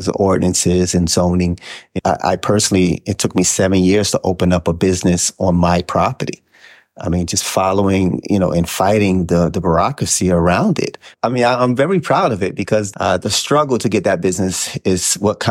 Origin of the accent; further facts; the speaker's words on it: Hilton Head Island, South Carolina, United States; I grew up on Hilton Head